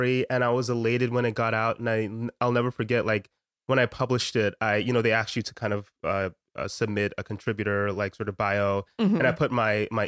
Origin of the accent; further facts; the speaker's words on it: United States; I was born in America